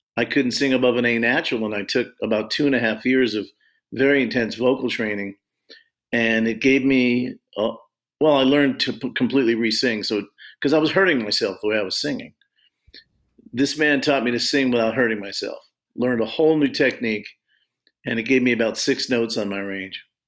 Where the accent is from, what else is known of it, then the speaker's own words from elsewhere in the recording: Long Beach, California, United States; I grew up in California